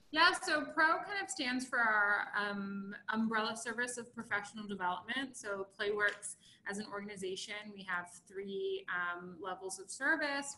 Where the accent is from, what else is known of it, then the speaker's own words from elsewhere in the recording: Baltimore, Maryland, United States; I'm from Baltimore